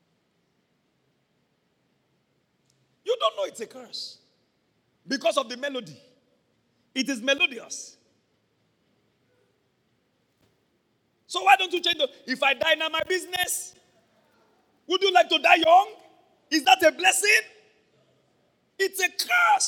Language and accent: English; Ibadan, Oyo, Nigeria; I'm from Mokola